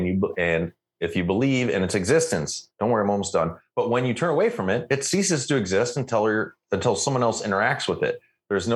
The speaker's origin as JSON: {"language": "English", "country": "United States", "moved": "yes", "lives_now": "Canada", "said": "I'm spoiled American"}